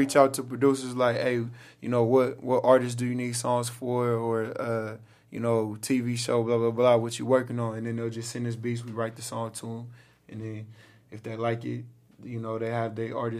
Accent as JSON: {"language": "English", "town": "Los Angeles", "region": "California", "country": "United States", "tie": "born or raised there", "said": "I was born and raised out here. I was born on Kaiser, on Cadillac in Venice."}